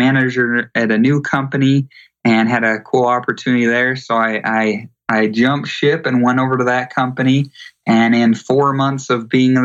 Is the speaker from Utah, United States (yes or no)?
yes; Utah, United States; I grew up in Utah